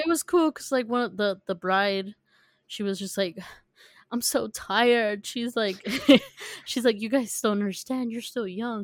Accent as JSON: {"language": "English", "town": "San Diego", "region": "California", "country": "United States", "said": "we're from California"}